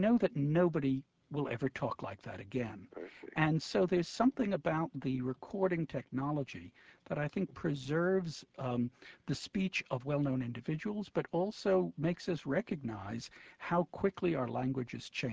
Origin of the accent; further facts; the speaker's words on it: New York, United States; I'm in second grade, in the Brooklyn School, PS 199